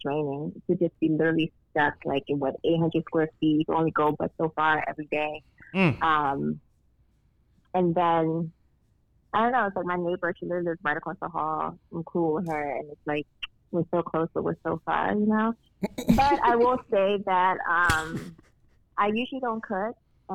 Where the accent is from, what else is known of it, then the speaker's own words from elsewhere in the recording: Jamaica; I am Jamaican